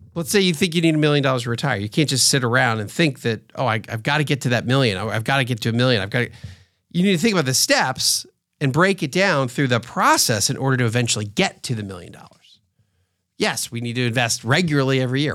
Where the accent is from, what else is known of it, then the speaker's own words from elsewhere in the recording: outside of Philadelphia, Pennsylvania, United States; now in Atlanta, United States; I grew up outside of Philadelphia, so I grew up as an Eagles fan to some extent.